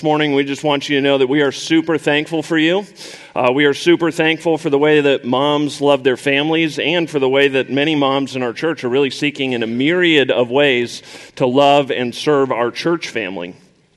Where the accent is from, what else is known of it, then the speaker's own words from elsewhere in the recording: Colorado, United States; moved away as an adult; also born or lived in Indiana; I grew up in Colorado, and I went away to college, went to Purdue University, which is ultimately what brought me to Faith Church